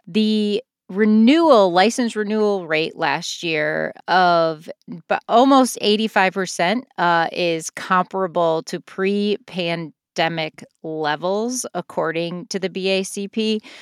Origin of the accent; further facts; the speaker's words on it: Rockford, Illinois, United States; moved away as an adult; now in Chicago, United States; I grew up in Rockford